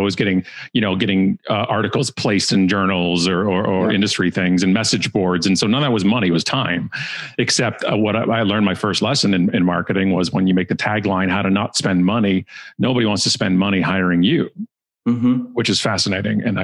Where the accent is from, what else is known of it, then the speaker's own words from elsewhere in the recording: Burlington, Ontario, Canada; Burlington, which is a town beside us and actually my hometown, Burlington.